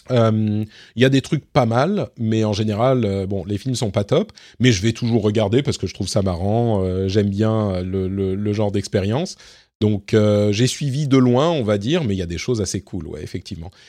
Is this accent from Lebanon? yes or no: yes; Lebanon; born there; Je suis né au Liban, pour ceux qui ne savent pas. Euh, donc mes parents parlaient arabe correctement.